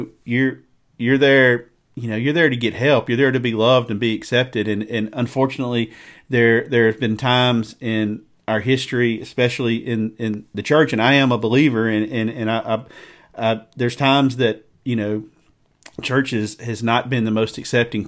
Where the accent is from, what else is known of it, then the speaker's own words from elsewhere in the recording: the South, United States; I'm from the South. I grew up in the South.